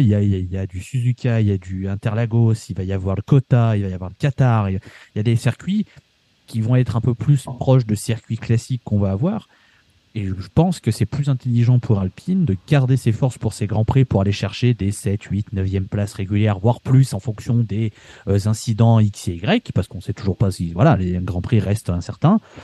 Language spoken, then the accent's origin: French; France; en tant que Français